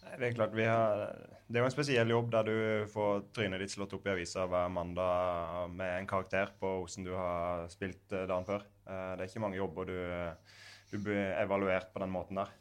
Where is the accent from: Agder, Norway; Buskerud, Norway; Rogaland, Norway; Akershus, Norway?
Agder, Norway; Grimstad; moved away; spille i toppen av førstedivisjonen i hjembyen min